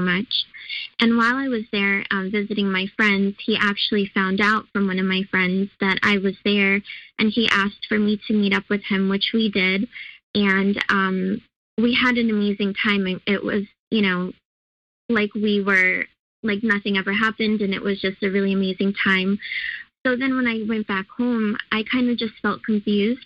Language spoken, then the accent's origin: English; California, United States; moved away as an adult; also born or lived in Chicago; I moved from Chicago to California, and where my parents live and where I grew up before I moved to Chicago for school